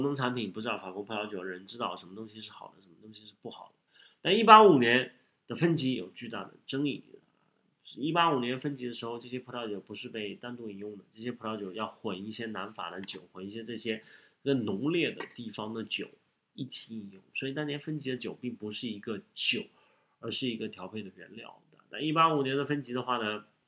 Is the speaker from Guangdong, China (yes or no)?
no; Shanghai, China; 作为一个上海人